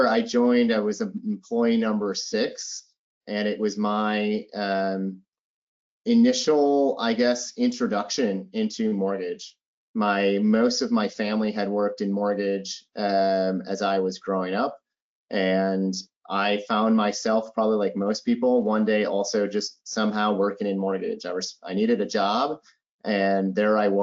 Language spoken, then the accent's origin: English; Minneapolis, Minnesota, United States; I am originally from Minneapolis. I grew up in Minneapolis